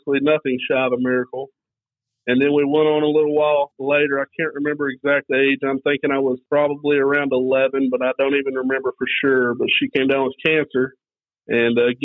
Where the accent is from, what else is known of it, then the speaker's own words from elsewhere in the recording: Kellyville, Oklahoma, United States; I grew up in Kellyville, Oklahoma, going to church my whole life here at Kellyville